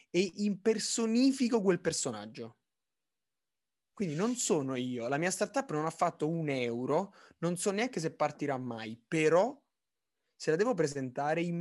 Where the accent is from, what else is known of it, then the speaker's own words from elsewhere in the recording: Naples, Campania, Italy; sono di Napoli